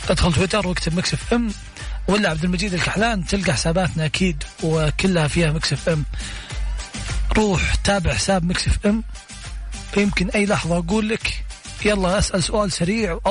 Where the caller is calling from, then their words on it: Tabuk, Tabuk Province, Saudi Arabia; انا اكلمك من السعوديه من من السعوديه من تبوك من تبوك